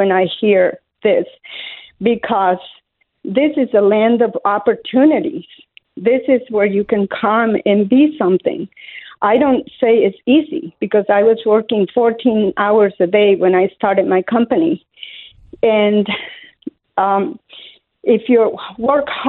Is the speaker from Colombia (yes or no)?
yes; Colombia; English is a second language; moved away as an adult; now in Illinois, United States; I was born in Colombia, South America, up in the mountains